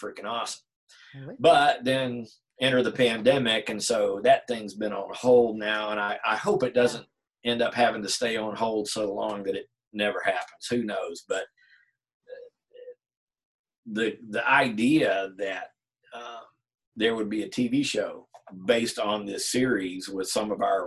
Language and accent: English; Virginia, United States; moved away as an adult; my hometown up in Virginia is about an hour from here